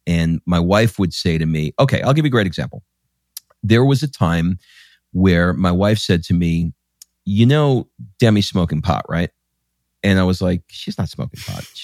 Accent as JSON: {"language": "English", "region": "New York", "country": "United States", "tie": "born or raised there", "said": "I grew up in New mm. York"}